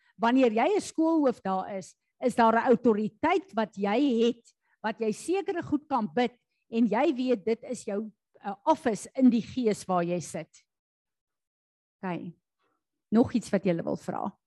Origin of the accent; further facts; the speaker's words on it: South Africa; ons is Suid-Afrikaners